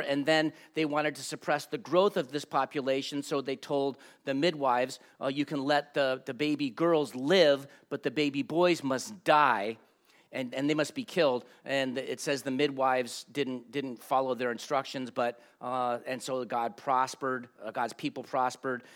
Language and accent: English; Los Angeles, California, United States; I grew up in Los Angeles